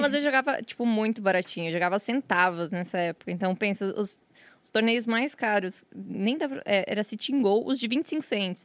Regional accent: São Miguel do Oeste, Santa Catarina, Brazil; also born or lived in Descanso; Nasci numa cidadezinha bem pequena, de, sei lá, 5 mil habitantes. Descanso se chama a cidade. Mas passei a minha vida inteira morando em São Miguel do Oeste

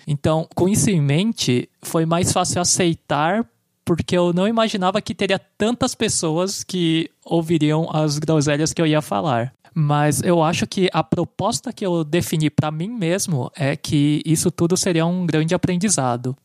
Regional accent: São Paulo, Brazil; nascido e criado em São Paulo

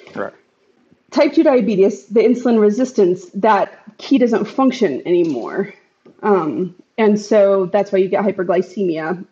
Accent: United States; as an American society

